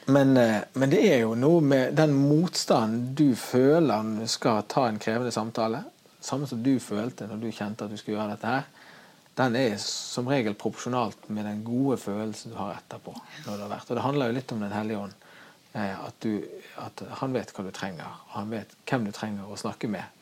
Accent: Norway; som nordmann

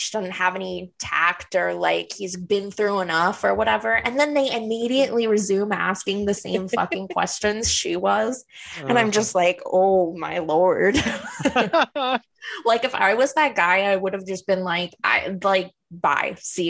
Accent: Louisiana, United States; I grew up in Louisiana. People eat pickled pig's feet down in the deep south.

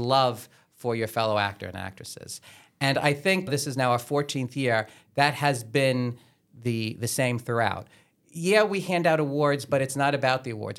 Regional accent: Staten Island, New York, United States; I was born and raised on the South Shore, went to Our Lady, Star of the Sea

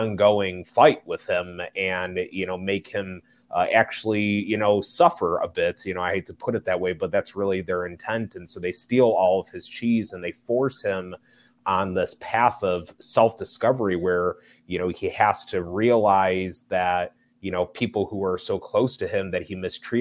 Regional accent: Chicago, Illinois, United States; I am originally from Chicago, Illinois, here in the northwest suburbs

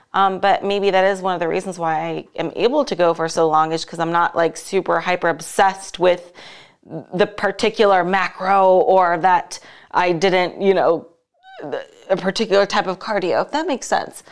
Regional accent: Las Vegas, Nevada, United States; here in my hometown, Las Vegas

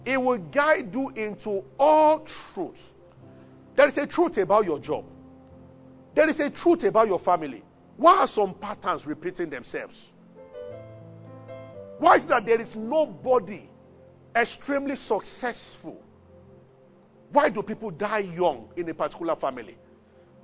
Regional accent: Abuja, Federal Capital Territory, Nigeria; moved away as an adult; also born or lived in Ibadan; now in Lagos, Nigeria; I grew up in Abuja and I went to University of Ibadan

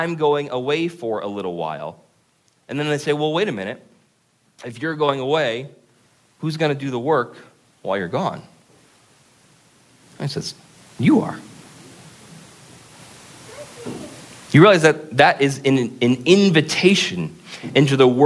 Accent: Vermont, United States; now in Concord, United States; we're from Vermont, so for us, it's a really big city

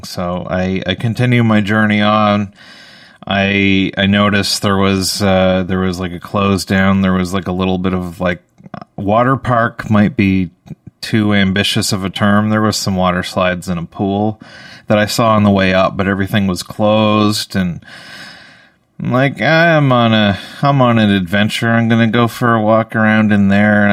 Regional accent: Canada; I'm a Canadian

